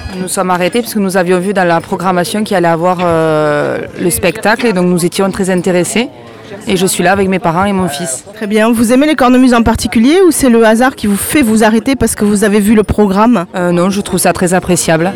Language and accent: French; Normandy, France; moved away as an adult; now in Vieux-Boucau, France; je suis normande